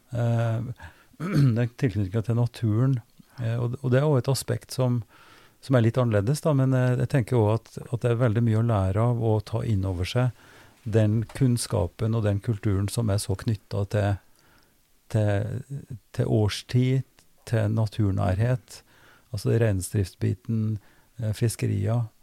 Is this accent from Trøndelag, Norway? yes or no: yes; Trøndelag, Norway; now in Drammen, Norway; Jeg er fra Trøndelag